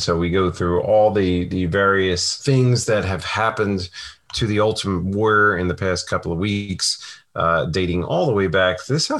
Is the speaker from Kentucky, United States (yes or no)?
yes; Kentucky, United States; Yes, I'm from Kentucky and I still don't believe in voodoo.